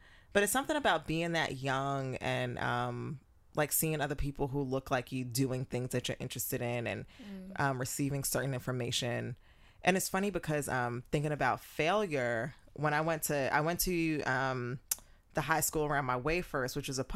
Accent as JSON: {"language": "English", "town": "New York City", "region": "New York", "country": "United States", "tie": "born or raised there", "moved": "as an adult", "said": "Growing up in New York, there was this little art center on Jamaica Avenue, shout out to Queens"}